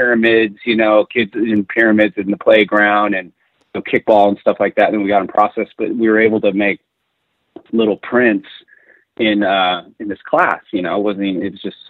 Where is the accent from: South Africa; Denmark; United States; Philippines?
United States; East Bay, San Francisco Bay Area, California; I grew up in the Bay Area, the mean streets of the East Bay of San Francisco